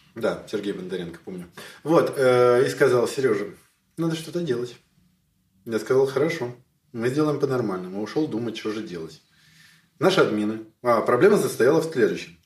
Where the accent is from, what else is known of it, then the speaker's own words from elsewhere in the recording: Moscow, Russia; moved away as an adult; now in Kyiv, Ukraine; я коренной москвич, и в Киеве живу, правда, уже больше 15 лет, но я коренной москвич